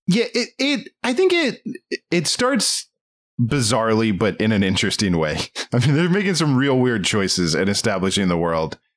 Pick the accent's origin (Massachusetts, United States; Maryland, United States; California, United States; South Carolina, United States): Maryland, United States; we're from Maryland, or I'm from Maryland